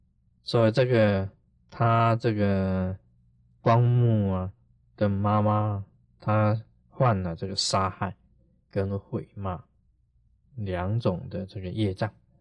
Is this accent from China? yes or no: yes; China; 我们中国人常常讲。啊，孝心呢，感动天地。